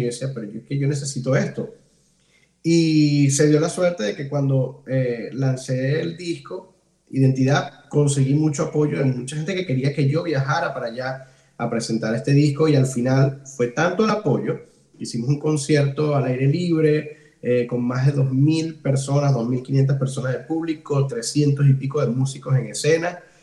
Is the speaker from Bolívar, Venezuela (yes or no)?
yes; Ciudad Guayana, Bolívar, Venezuela; moved away as an adult; also born or lived in Caracas, Venezuela; now in Ireland; yo me crié en, entre Puerto Ordaz y San Félix, viví muchos muchos años en San Félix